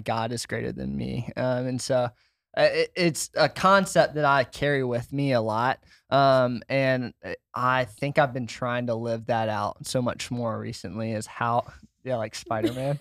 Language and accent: English; Washington, United States; moved away as an adult; I grew up in Washington